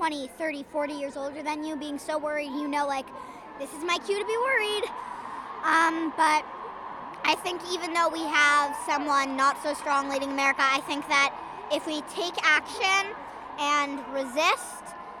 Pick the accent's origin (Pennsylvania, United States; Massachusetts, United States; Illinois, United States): Massachusetts, United States; Boston; I'm from Boston, Massachusetts. I turned 10 the day after the election.